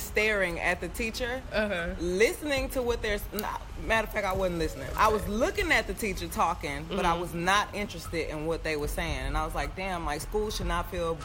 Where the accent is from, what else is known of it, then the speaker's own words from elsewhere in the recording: Houston, Texas, United States; I'm from Houston, Texas